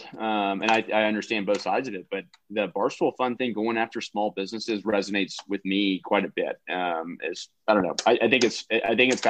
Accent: Austin, Texas, United States; moved away as an adult; also born or lived in North Carolina; I was from Austin, Texas

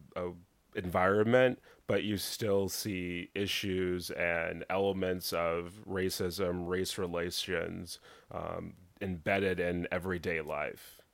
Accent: Dallas, Texas, United States; mainly Dallas, a little small country town in East Texas, but most of my growing up was in Dallas

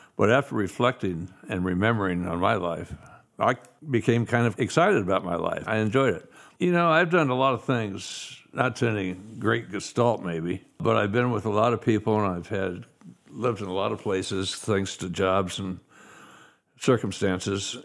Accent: Kansas City, Missouri, United States; I was born in Kansas City, Missouri

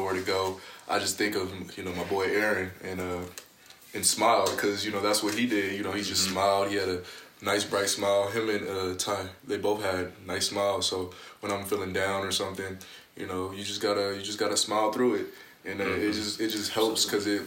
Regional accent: Long Beach, California, United States; moved away as an adult; now in Utah, United States; we're both from Long Beach

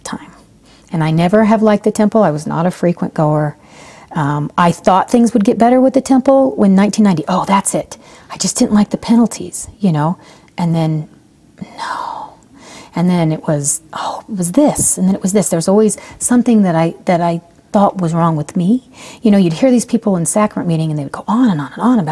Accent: Provo, Utah, United States; also born or lived in Okinawa, Japan; I grew up in Provo.

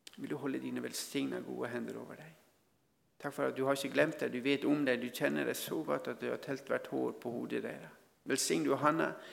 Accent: Norway

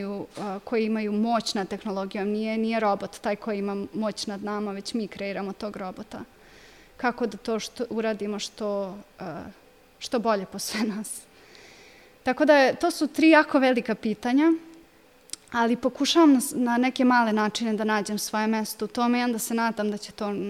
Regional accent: Kikinda, Vojvodina, Serbia; odrasla sam u Kikindi, išla sam ovde u osnovnu školu, u gimnaziju

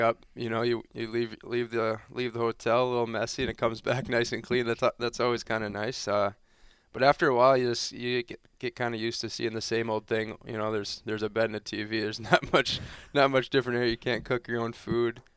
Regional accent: Grand Forks, North Dakota, United States; moved away; growing up in North Dakota, when I, when I was there, it was definitely a little low-key thing, but I think growing up in that, that Grand Forks area

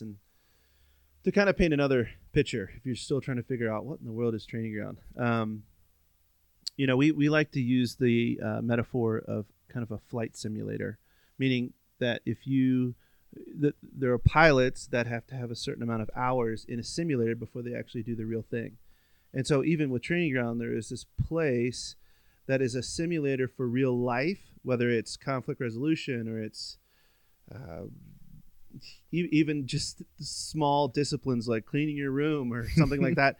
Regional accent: Virginia, United States; moved away; I grew up on the East Coast, um, in Virginia

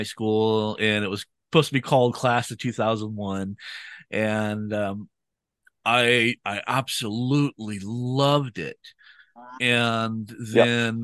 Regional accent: United States; I'm from America

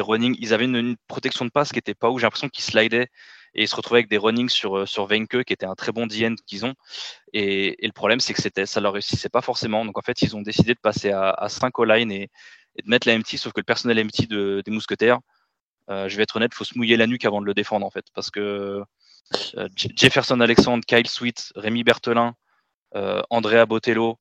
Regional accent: France; en tant que Français

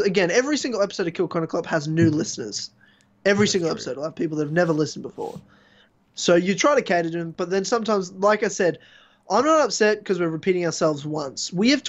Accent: England, United Kingdom; All right, mate. I'm from England.

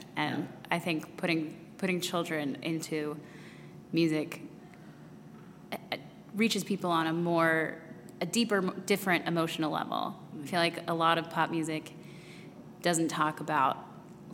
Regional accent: Colorado, United States; moved away as an adult; now in Washington, D.C., United States; I grew up out in Colorado

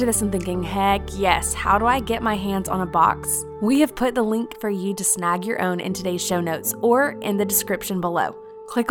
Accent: Irmo, South Carolina, United States; moved away as an adult; now in Birmingham, United States; I was raised in Irmo, which is like down the road

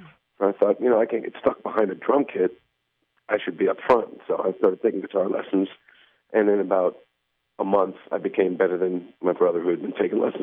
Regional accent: New Jersey, United States; also born or lived in Buffalo, New York / Mohawk Valley, New York; I went to kindergarten in Buffalo, kindergarten through fourth grade in Buffalo. I moved to New Jersey when I was about 9 years old

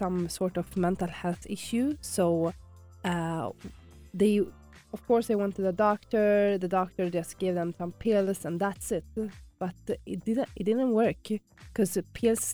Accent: Sweden; moved away as an adult; So I'm from Sweden, and back home in Sweden, I used to work for the government in the social services.

